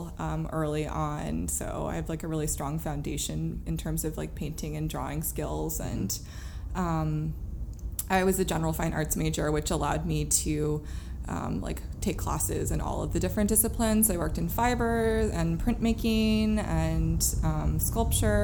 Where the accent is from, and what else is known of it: Germantown, Maryland, United States; born or raised there; moved away as an adult; also born or lived in Baltimore, Maryland; now in New York, United States